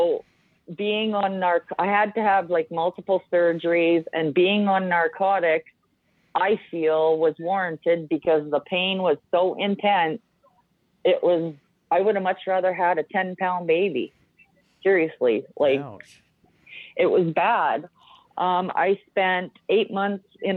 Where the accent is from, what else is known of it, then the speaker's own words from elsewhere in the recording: Canada; also born or lived in Saskatchewan; I'm from Canada